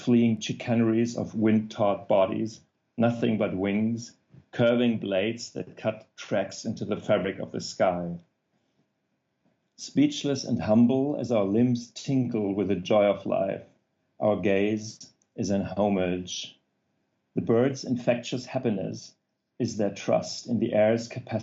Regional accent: Germany; accent: German; English is a second language; also born or lived in Apennine Mountains, Italy; my German accent

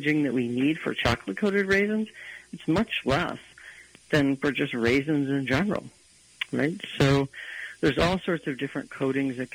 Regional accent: Detroit, Michigan, United States; growing up in the Detroit metro area

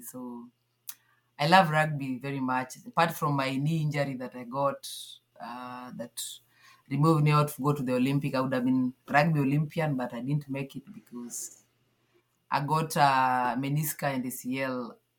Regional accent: Kakimba, Nyanza, Kenya; moved away as an adult; now in Nairobi, Kenya; I grew up at some village called Kakimba in uh, Nyanza part of Kenya

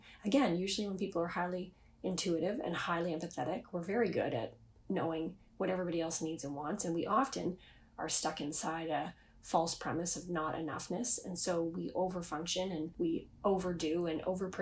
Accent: Canada; I'm Canadian

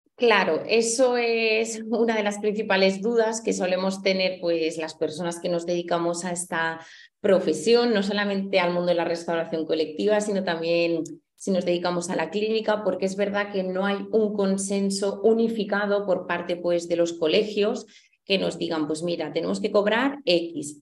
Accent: Huesca, Aragon, Spain; soy de Huesca

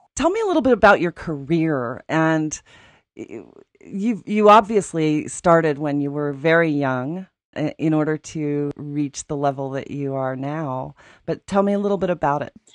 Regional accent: Aspen, Colorado, United States; When I was growing up in Aspen

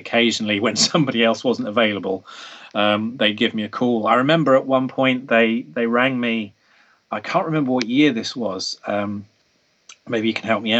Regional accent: England, United Kingdom; being English

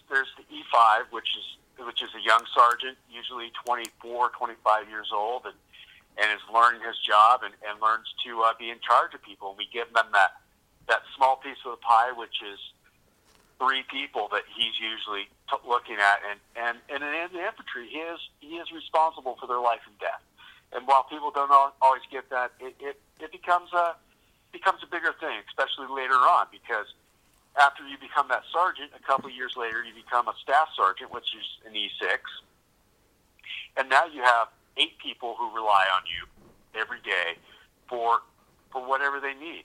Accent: California, United States; moved away as an adult; also born or lived in Italy; now in Washington, United States; I'm originally from California, but I came up here with the military and I stayed here for my kids

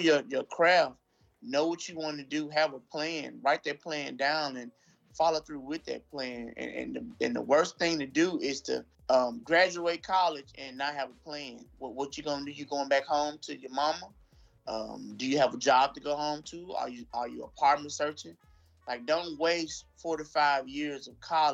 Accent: Shaw, Mississippi, United States; I was born and raised in Shaw, Mississippi

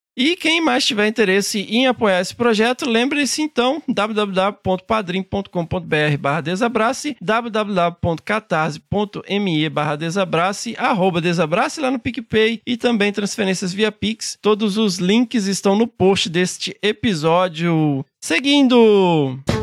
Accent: Carangola, Minas Gerais, Brazil; eu sou mineiro de Carangola

